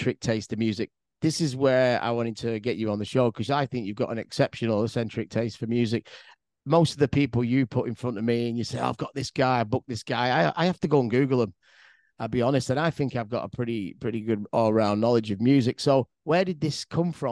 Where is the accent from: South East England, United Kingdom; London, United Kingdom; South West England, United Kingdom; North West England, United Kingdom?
North West England, United Kingdom; Manchester; moved away as an adult; now in Vietnam; we're from Manchester, and we've been growing up in warehouse raves